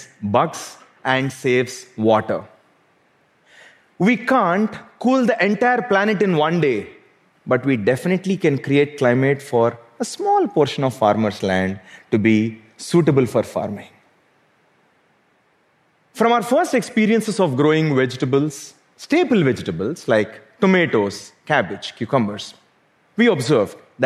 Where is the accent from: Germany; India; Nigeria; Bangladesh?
India; South India; Growing up in South India